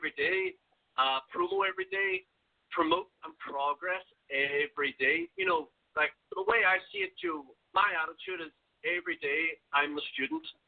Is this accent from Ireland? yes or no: yes; Ireland; now in China; I am Irish, but I'm not that Irish